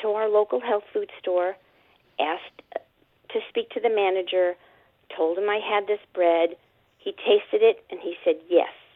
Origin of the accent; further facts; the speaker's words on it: New York City, New York, United States; moved away as an adult; also born or lived in Long Island, New York / Connecticut; now in Ventura, California, United States; I grew up in Brooklyn, Queens, and Long Island, New York.